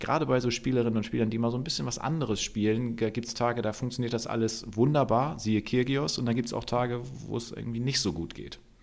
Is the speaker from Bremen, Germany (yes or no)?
yes; Bremen, Germany; für mich als Bremer